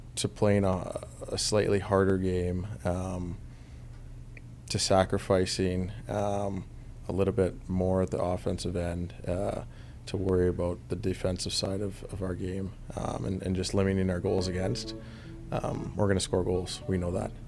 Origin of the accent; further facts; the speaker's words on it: Vancouver, British Columbia, Canada; moved away as an adult; also born or lived in Atlanta; I come from Vancouver, you know, which is kind of a melting pot for a lot of different cultures. I go as an eighteen-year-old to Atlanta